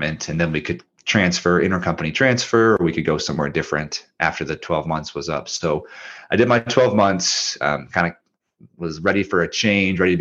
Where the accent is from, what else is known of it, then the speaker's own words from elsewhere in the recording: Minnesota, United States; moved away as an adult; also born or lived in Charleston, South Carolina; I'm from Minnesota